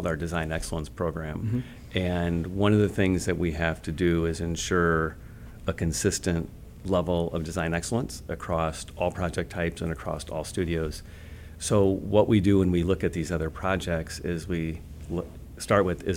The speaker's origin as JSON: {"language": "English", "town": "Fairfax", "country": "United States", "tie": "born or raised there", "said": "I grew up in Fairfax, and my father worked at the bank there for well over a decade"}